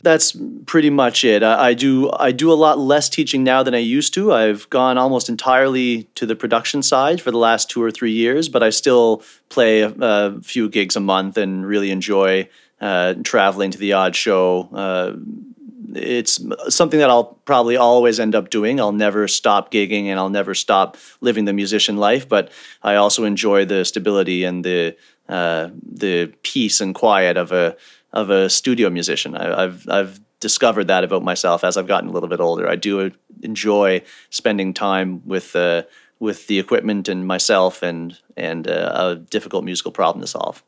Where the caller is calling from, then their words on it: Halifax, Nova Scotia, Canada; I'm calling from Halifax, Nova Scotia, Canada.